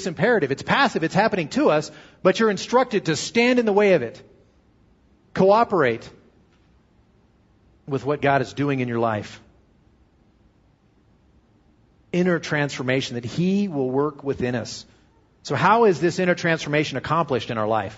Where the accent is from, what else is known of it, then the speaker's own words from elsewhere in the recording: United States; I'm an American Christian